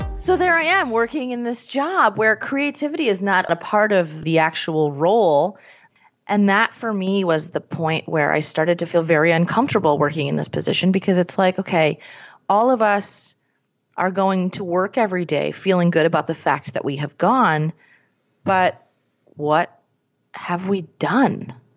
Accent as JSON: {"language": "English", "town": "Scranton", "region": "Pennsylvania", "country": "United States", "said": "I'm from Scranton"}